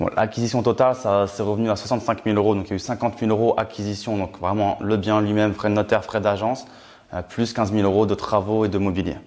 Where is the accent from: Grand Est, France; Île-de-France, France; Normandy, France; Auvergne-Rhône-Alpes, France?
Grand Est, France; Reims; je suis originaire de Reims, dans la Champagne